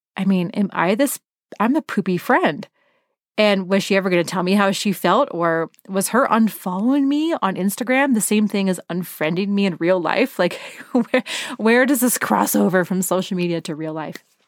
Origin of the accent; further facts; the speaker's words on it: Portland, Oregon, United States; I was from Portland.